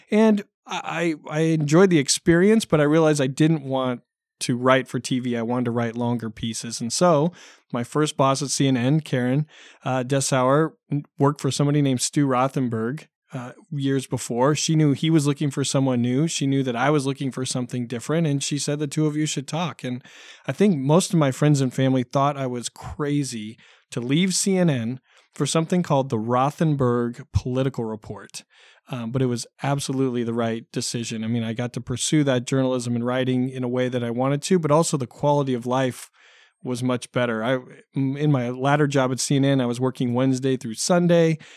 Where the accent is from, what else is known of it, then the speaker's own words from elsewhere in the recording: Dallas, Oregon, United States; moved away as an adult; also born or lived in Concord, California / Orange County, California; I grew up in a small town, uh, west of Salem, a town called Dallas.